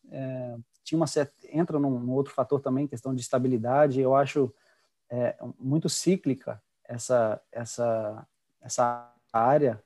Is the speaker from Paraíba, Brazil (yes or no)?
no; Juiz de Fora, Minas Gerais, Brazil; moved away; Juiz de Fora, que é minha terra natal, onde eu nasci, cresci